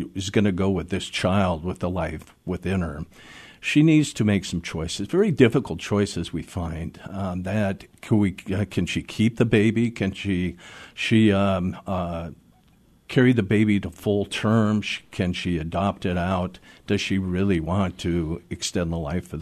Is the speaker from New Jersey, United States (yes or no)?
no; Seattle, Washington, United States; I was born and raised in Seattle, and mm-hmm. I grew up here in this city